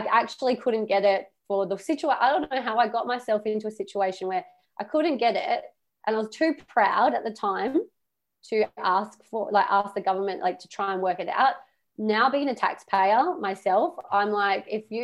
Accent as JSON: {"language": "English", "country": "Australia", "said": "I am Australian"}